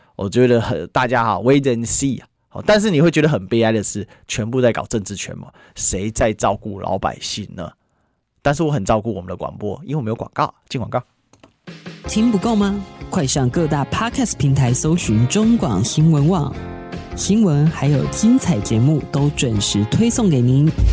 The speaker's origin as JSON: {"language": "Chinese", "country": "Taiwan", "said": "身为一个台湾人"}